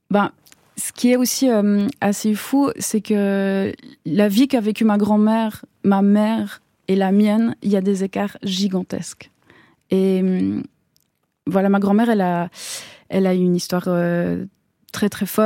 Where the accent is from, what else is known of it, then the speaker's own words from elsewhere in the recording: Switzerland; born there; Et moi, je suis née en Suisse, voilà, qui est une une enfance qui est complètement complètement différente.